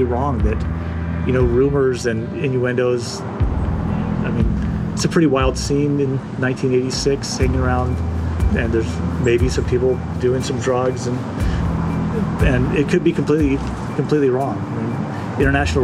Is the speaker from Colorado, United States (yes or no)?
no; Mountain Brook, Alabama, United States; I grew up in Mountain Brook, Alabama, this kind of upper middle class suburb of Birmingham.